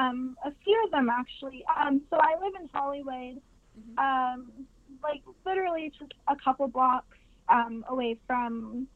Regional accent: St. Vincent & Grenadines; born or raised there; also born or lived in New York, United States / Los Angeles, United States; now in United States

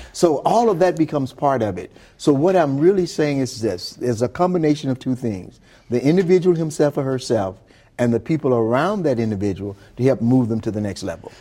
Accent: Glen Allan, Mississippi, United States; Glen Allen, Mississippi, where I grew up.

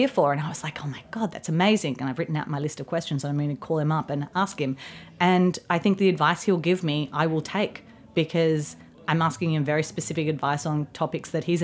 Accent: Australia; now in United States; Being Australian

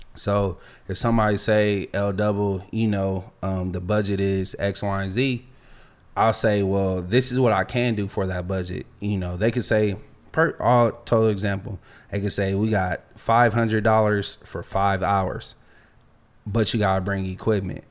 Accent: Los Angeles, California, United States; also born or lived in Virginia; I'm from Los Angeles. Like, we grew up in a melting pot

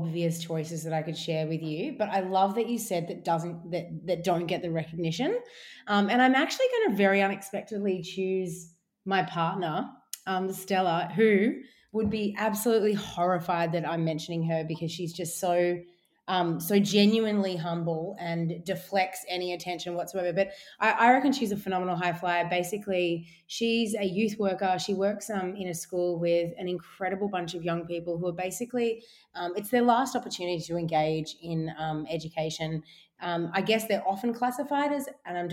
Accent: Melbourne, Victoria, Australia; My upbringing, I grew up in Bayside, down in Sandringham. So it was kind of beachside in Melbourne.

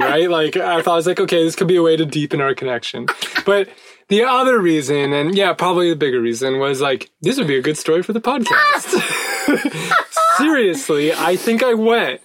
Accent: United States; as an American

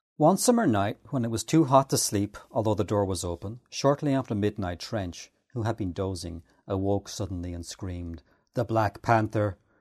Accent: Ireland; I'm Irish

